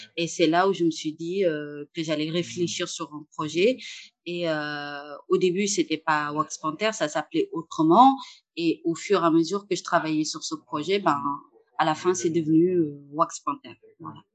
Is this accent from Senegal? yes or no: yes; Saint-Louis, Senegal; moved away as an adult; now in Paris, France; j'habitais au Sénégal, euh, principalement à Saint-Louis, dans le nord euh, du Sénégal. Et c'est là où j'ai grandi